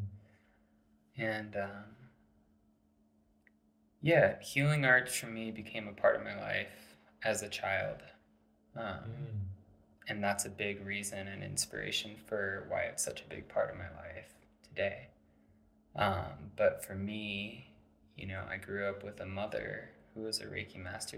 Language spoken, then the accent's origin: English; Santa Fe, New Mexico, United States; also born or lived in Maryland; we moved our whole family out here, and that was like a big transition when I was 8 years old